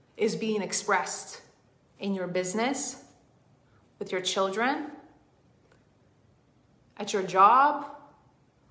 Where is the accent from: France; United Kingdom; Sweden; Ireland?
Sweden; moved away as an adult; now in United States; I was born in Sweden. I grew up in Sweden. I was not born in Sweden. And I have been in the US for almost 10 years now.